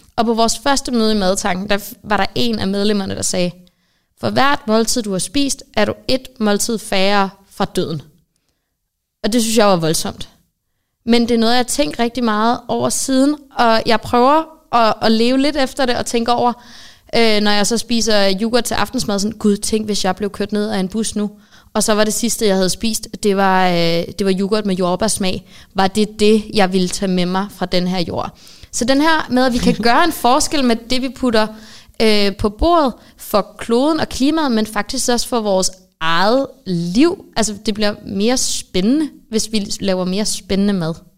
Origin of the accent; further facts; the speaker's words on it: Østofte, Zealand, Denmark; jeg er født og opvokset i Østofte